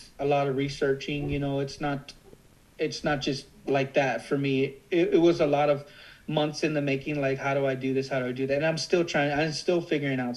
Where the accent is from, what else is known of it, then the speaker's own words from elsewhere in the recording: Corpus Christi, Texas, United States; also born or lived in Oklahoma; I'm from Corpus.